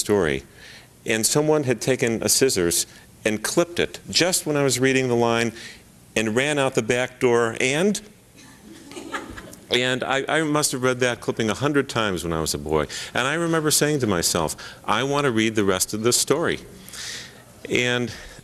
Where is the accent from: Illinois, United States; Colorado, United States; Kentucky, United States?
Illinois, United States; Chicago; I was born in Chicago on Lincoln's birthday, February 12th